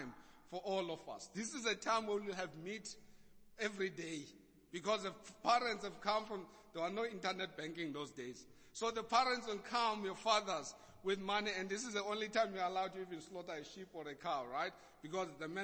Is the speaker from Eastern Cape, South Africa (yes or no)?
yes; Eastern Cape, South Africa; accent: Xhosa; I was a kid growing up in the Eastern Cape